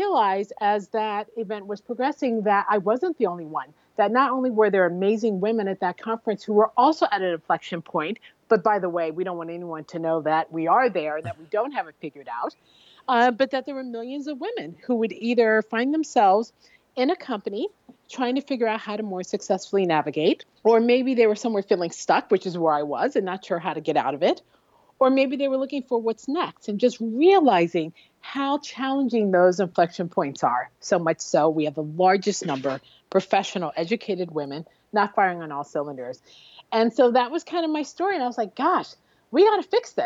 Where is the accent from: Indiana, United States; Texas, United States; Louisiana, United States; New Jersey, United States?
New Jersey, United States; Newark; I'm from Newark, New Jersey, not a lot of VC going on there